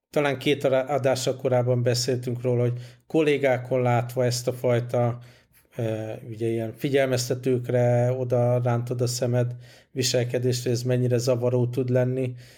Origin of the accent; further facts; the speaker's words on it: Hungary; moved away